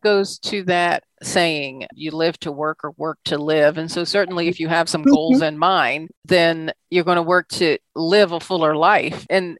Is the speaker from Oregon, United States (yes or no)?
no; Washington, District of Columbia, United States; I would certainly agree with you on that, being born and raised in Washington, D.C., and now, as it's been dubbed, the DMV.